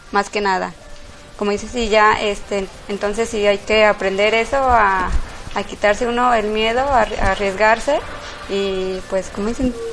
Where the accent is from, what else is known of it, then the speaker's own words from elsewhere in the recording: Guadalajara, Jalisco, Mexico; born there; tengo 36 años, soy aquí me nací en Guadalajara